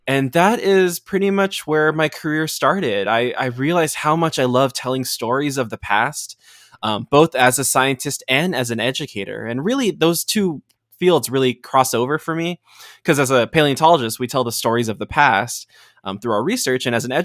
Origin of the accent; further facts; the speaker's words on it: Los Angeles, California, United States; Growing up, I was born in the United States. My parents emigrated here from Bulacan, Valenzuela. And so, you know, when they got here, I grew up in Los Angeles.